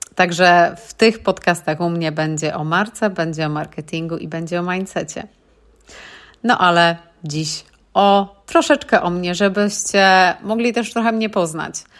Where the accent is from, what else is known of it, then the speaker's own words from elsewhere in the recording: Poland; moved away as an adult; now in United Kingdom; Ja pochodzę z niewielkiej miejscowości w Polsce, z wioski, że tak powiem, i przepięknej, ale malutkiej